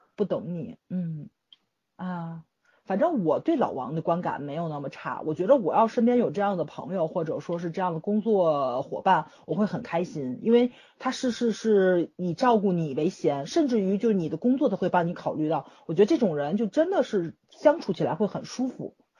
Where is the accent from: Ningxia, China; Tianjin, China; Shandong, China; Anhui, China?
Tianjin, China; 我是天津人嘛